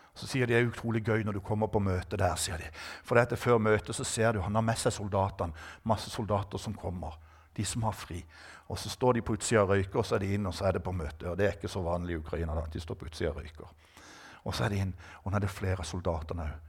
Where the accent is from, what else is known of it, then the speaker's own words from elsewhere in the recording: Norway; jeg er norsk